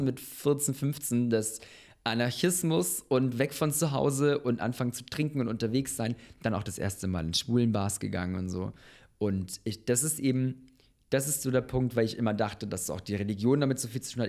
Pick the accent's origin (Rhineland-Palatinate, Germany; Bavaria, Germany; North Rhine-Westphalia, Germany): Bavaria, Germany; Munich; moved away as an adult; also born or lived in Bosnia; now in Berlin, Germany; Ich bin in äh, München geboren.